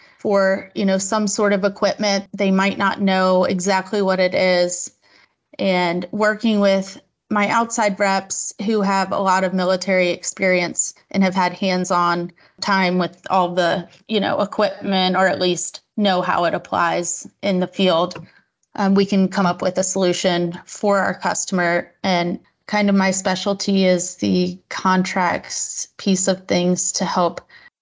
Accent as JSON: {"language": "English", "town": "Virginia Beach", "region": "Virginia", "country": "United States", "also_born_or_lived": "San Diego", "said": "I'm from Virginia Beach, Virginia."}